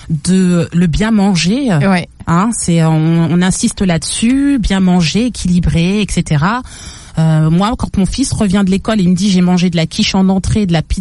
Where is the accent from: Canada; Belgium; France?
France; Paris, Île-de-France; Je dis ça en tant que parisienne